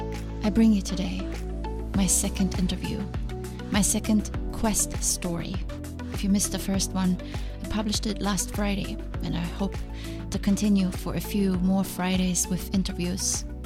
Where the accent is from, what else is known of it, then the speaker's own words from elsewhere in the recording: Germany; now in United States; I came from Germany.